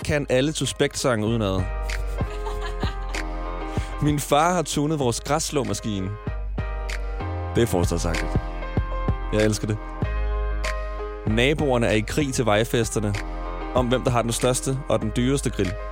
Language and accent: Danish; Smørum, Capital Region of Denmark, Denmark; og jeg kommer fra Smørmag. En forstad